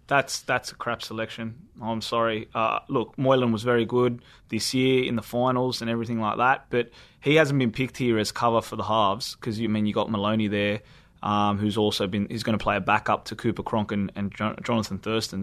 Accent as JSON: {"language": "English", "country": "Australia", "said": "us Australians"}